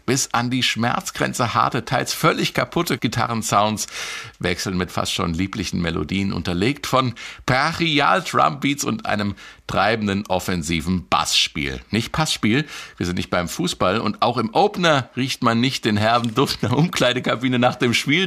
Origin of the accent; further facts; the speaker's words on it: Marburg, Hesse, Germany; in meiner Heimatstadt Marburg